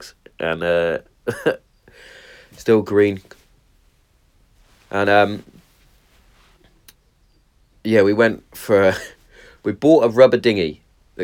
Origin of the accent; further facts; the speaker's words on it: Hereford, West Midlands, United Kingdom; if you're in my hometown